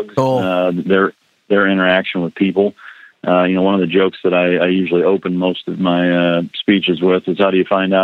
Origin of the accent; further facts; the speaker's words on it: Iowa, United States; moved away; growing up in Iowa